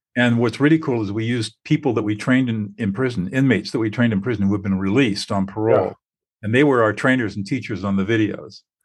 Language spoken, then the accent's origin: English; Southern California, United States; I grew up in Southern California